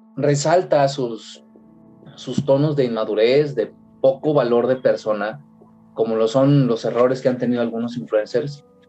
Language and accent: Spanish; Mexico; Yo como mexicano